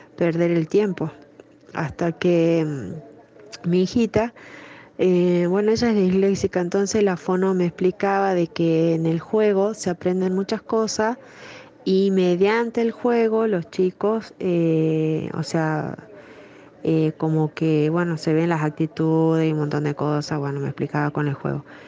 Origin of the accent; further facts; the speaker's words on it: General Mosconi, Salta, Argentina; nosotros somos de Mosconi y de Salta